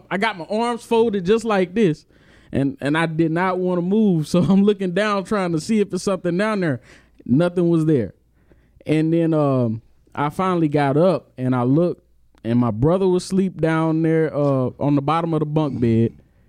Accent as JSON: {"language": "English", "town": "Houston", "region": "Texas", "country": "United States", "tie": "born or raised there", "said": "I grew up in Acres Home."}